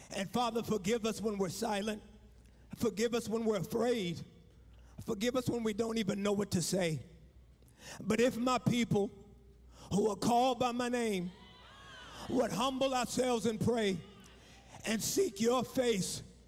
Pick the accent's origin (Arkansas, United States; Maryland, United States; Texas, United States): Texas, United States; Fort Worth; I'm born and raised in Fort Worth, Texas.